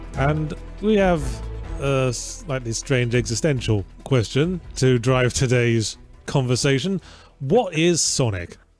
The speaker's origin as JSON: {"language": "English", "region": "England", "country": "United Kingdom", "said": "I'm English"}